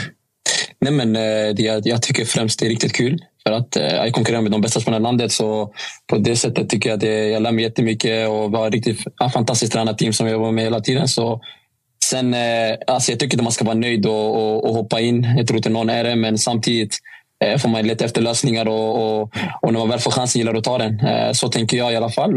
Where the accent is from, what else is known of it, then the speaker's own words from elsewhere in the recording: Stockholm, Stockholm County, Sweden; moved away; Jag var hemma i Stockholm